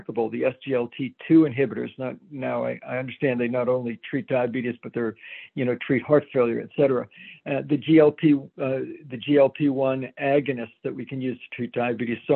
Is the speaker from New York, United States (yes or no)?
no; Danvers, Massachusetts, United States; moved away as an adult; also born or lived in Pittsburgh / Stanford, California / Providence, Rhode Island; now in Hartford, United States; when I grew up in Danvers, Mass